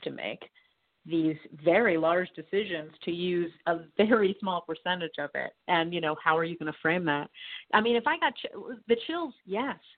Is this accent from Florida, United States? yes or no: no; Boston, Massachusetts, United States; I was born in Boston. I'm from there.